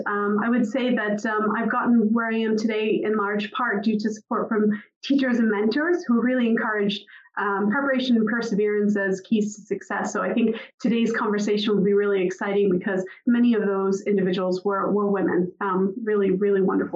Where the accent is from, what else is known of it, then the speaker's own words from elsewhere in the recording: just outside of Boston, Massachusetts, United States; now in Aberdeen, United Kingdom; you can tell from my accent, I'm not native to Aberdeen. I was born just outside of Boston, Massachusetts.